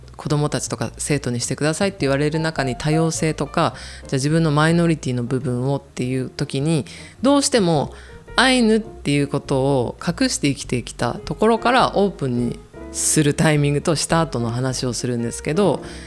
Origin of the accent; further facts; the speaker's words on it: Kanto, Japan; also born or lived in Obihiro, Hokkaido; 私は生まれたのは帯広なんですけれども、すぐにもう関東に来てしまったので北海道で育った記憶がないです